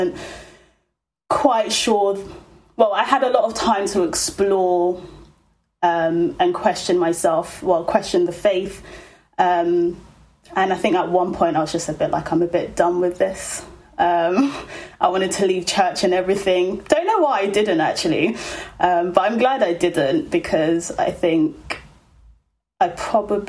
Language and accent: English; London, United Kingdom; we were just like hanging around the streets of Peckham